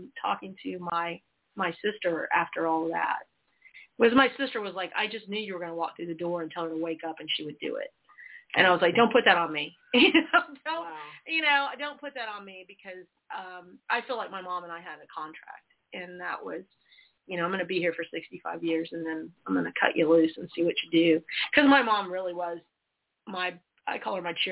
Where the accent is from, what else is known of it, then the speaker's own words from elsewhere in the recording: Georgia, United States; also born or lived in South Carolina; I grew up partially in South Carolina and then in Georgia